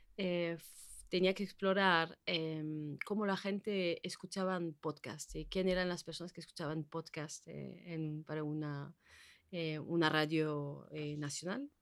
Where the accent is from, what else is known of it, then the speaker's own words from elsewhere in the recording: French Basque Country, Nouvelle-Aquitaine, France; moved away as an adult; now in Bilbao, Spain; llevo 15 años aquí en Bilbao, soy del País Vasco francés